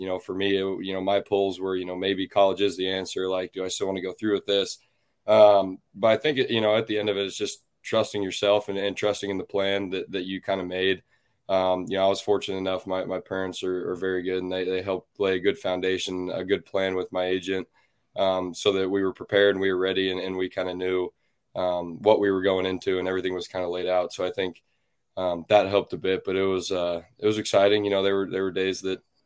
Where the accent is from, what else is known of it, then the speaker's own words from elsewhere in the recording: Kansas City, United States; the Royals, my hometown team, the team I grew up coaching